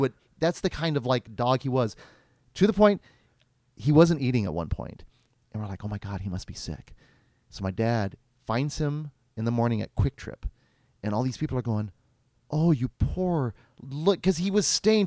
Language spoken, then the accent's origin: English; Stanley, Kansas, United States; I grew up in Stanley, Kansas, and Stanley, Kansas d-, no longer exists. It became enveloped